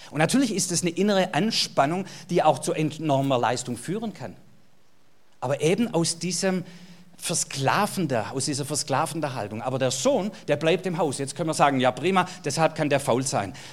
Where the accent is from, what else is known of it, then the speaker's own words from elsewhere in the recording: Baden-Württemberg, Germany; Jetzt geht es mir als Schwabe wieder gut.